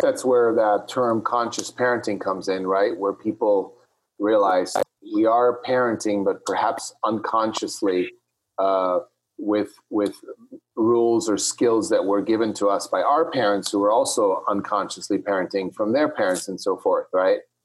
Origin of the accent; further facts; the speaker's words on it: Switzerland; when I grew up in Switzerland